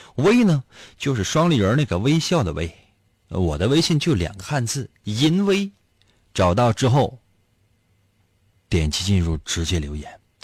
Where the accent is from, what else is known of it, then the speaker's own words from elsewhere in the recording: Northeast China, China; 在我们东北现在还零下呢